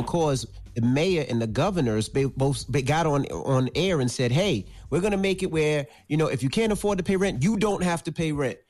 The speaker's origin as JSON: {"language": "English", "town": "New York City", "region": "New York", "country": "United States", "said": "I'm from Queens."}